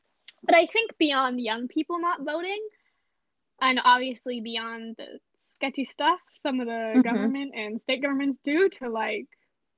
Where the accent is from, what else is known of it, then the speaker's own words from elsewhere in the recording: California, United States; we grew up in California